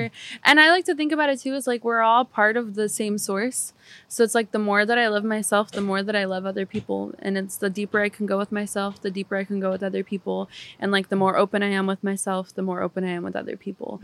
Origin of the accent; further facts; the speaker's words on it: Pomona, California, United States; also born or lived in Barcelona; I grew up in California